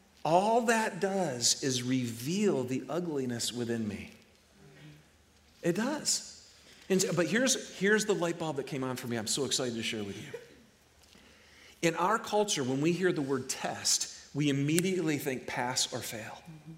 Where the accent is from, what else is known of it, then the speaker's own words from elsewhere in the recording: Detroit, Michigan, United States; You know, I'm from Michigan, right? It's the Detroit area where everything is about automobiles.